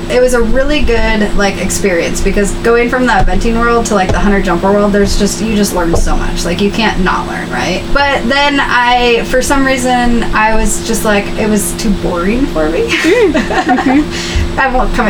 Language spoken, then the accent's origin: English; Michigan, United States; moved away as an adult; now in Sonoma County, United States; Growing up in Michigan